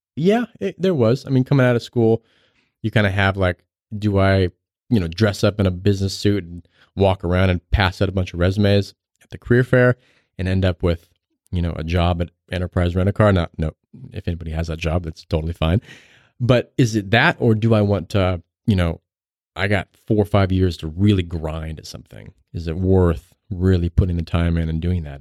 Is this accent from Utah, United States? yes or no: yes; right outside of Salt Lake City, Utah, United States; I grew up right outside of Salt Lake City